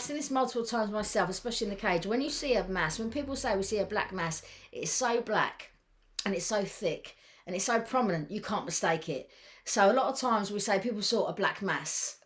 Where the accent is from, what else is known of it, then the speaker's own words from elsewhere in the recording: England, United Kingdom; we're English